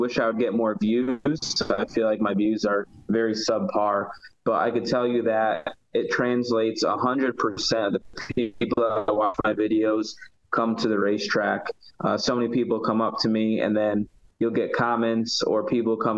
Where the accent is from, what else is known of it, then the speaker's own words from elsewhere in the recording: Connecticut, United States; I grew up in the Northeast